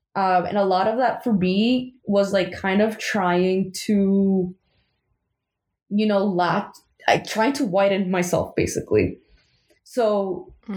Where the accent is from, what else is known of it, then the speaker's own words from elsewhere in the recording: New York City, New York, United States; born and raised in Queens